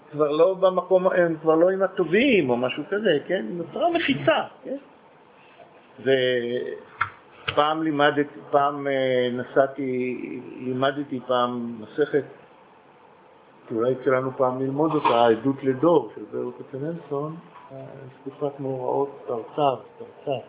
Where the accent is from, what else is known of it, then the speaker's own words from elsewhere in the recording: Israel; כשאני גדלתי בקיבוץ המאוחד